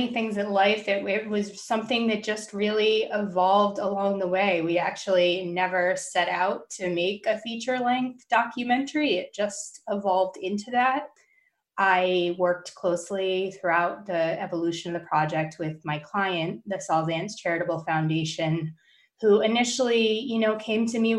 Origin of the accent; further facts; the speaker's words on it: Northeast, United States; I grew up in the Northeast and we're not from the South.